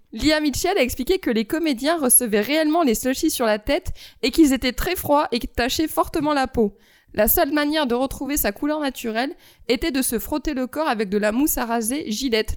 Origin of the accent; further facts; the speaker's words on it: France; en tant que française